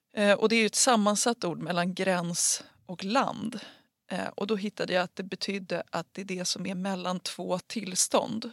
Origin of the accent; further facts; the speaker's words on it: Huddinge, Stockholm County, Sweden; jag är uppväxt i Huddinge